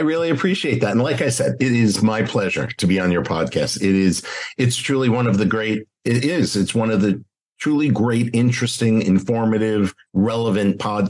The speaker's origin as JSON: {"language": "English", "region": "Northeast", "country": "United States", "moved": "yes", "lives_now": "South Florida, United States", "said": "I'm from the Northeast originally."}